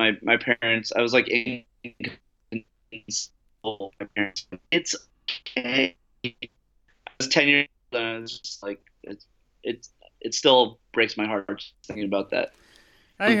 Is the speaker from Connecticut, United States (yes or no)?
yes; Hartford, Connecticut, United States; moved away as an adult; also born or lived in Long Island, New York / New York City; now in Los Angeles, United States; Originally Long Island, and then I grew up in Hartford, Connecticut, and then I went back to the city for college, and I lived in the city for about 10 years, and then moved out here